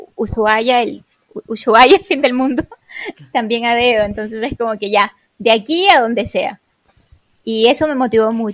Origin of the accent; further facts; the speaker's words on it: Peru; moved away as an adult; salí de Perú hace seis años, casi seis años atrás